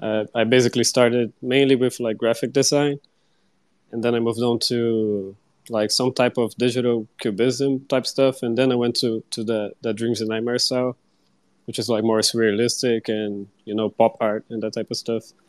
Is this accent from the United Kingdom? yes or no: no; Brazil; I'm from Brazil